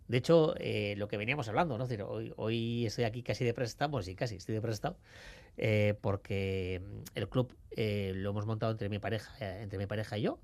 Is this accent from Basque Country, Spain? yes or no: yes; Basque Country, Spain; como buen vasco